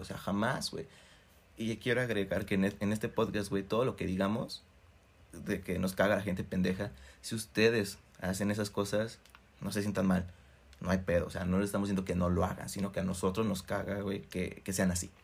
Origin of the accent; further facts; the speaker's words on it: Cuernavaca, Morelos, Mexico; Somos de Cuernavaca